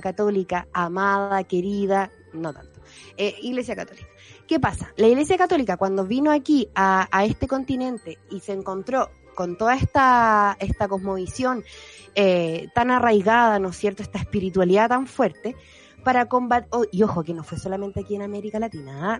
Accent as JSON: {"language": "Spanish", "country": "Chile", "said": "chilenos mestizos que somos"}